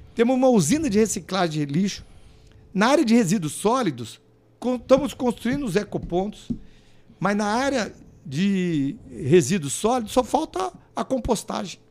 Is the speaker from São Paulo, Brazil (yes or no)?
no; Londrina, Paraná, Brazil; Eu nasci em Londrina